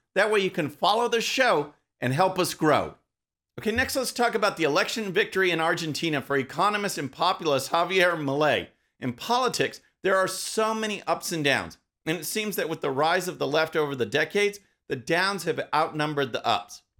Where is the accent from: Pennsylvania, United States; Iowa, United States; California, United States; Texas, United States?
Texas, United States; my home state of Texas